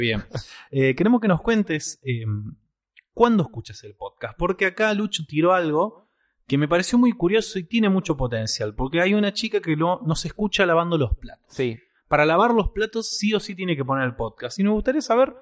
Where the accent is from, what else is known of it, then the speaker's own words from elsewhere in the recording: Argentina; dos argentinos